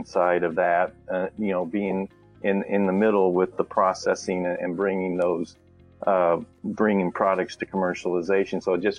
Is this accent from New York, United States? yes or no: no; Lincoln, Nebraska, United States; I grew up in Nebraska. I was born and raised there, always a Cornhusker. And as I was lived in Lincoln there